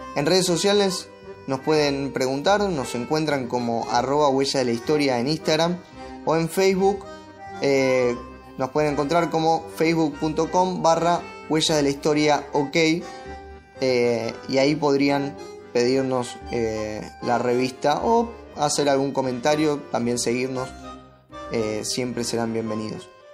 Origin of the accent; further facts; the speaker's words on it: Argentina; todos somos argentinos